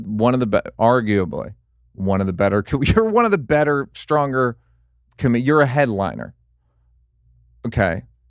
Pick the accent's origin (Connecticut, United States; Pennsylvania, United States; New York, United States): Pennsylvania, United States; Outside Philly and outside Philly. Chicago.